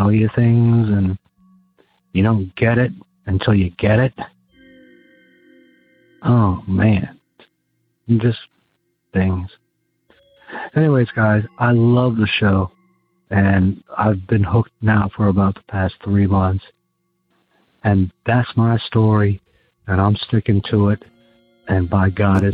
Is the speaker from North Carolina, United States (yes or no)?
no; Gladwyne, Pennsylvania, United States; I grew up in Gladwin, Pennsylvania, which is outside of Philadelphia